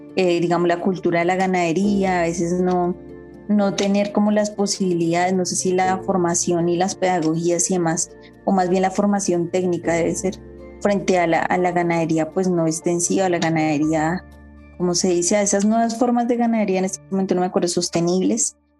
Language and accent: Spanish; Bogotá, Colombia; moved away as an adult; also born or lived in Sumapaz / La Macarena / Llanos del Yarí; Yo nací en Bogotá, en, un barrio popular de Usaquén